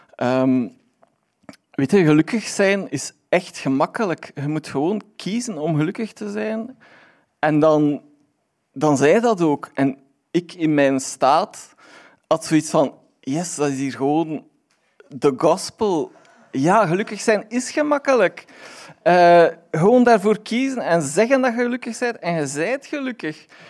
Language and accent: Dutch; Aalst, Flanders, Belgium; ik ben van Aalst